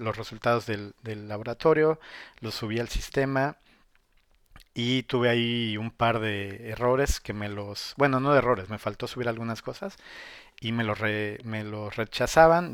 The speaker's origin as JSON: {"language": "Spanish", "country": "Mexico", "also_born_or_lived": "Puebla", "moved": "yes", "lives_now": "China"}